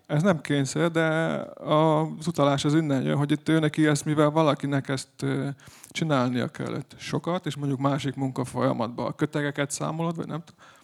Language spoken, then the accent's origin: Hungarian; Serbia; mi magyarok vagyunk valóban, de vagyunk egy kicsit szerbek is.